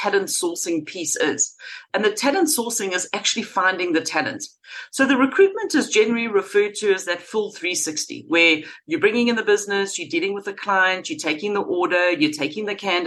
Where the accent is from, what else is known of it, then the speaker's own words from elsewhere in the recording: Durban, KwaZulu-Natal, South Africa; moved away as an adult; also born or lived in London; I grew up in Durban in South Africa, went to school there, had a fantastic childhood